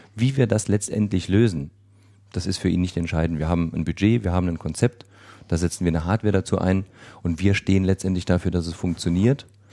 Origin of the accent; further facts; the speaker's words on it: Saarland, Germany; ich komme aus dem Saarland